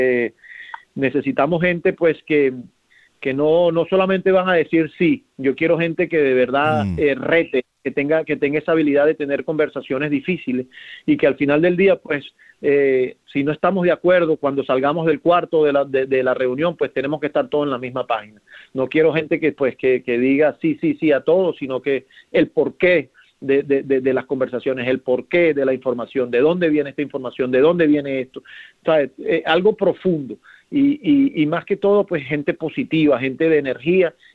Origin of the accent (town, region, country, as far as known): Venezuela